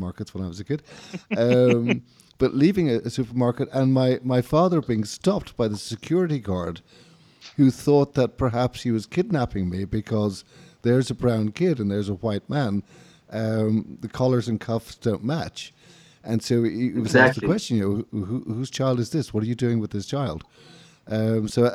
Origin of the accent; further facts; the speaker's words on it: Dublin, Leinster, Ireland; I remember growing up in Ireland. I was born in 1965 in Dublin